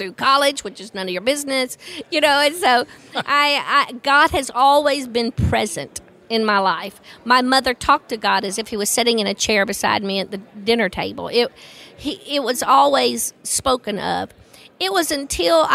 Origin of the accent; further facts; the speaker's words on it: the Bible Belt, United States; I grew up in the Bible Belt